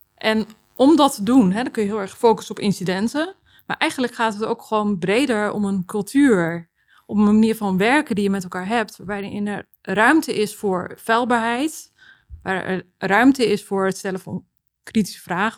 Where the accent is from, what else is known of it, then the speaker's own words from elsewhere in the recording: Texel, North Holland, Netherlands; moved away as an adult; also born or lived in Amsterdam; ik heb eh, opgegroeid op Texel